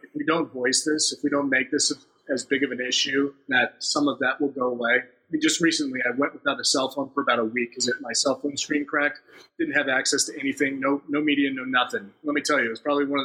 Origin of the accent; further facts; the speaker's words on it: Phoenix, Arizona, United States; I grew up in Phoenix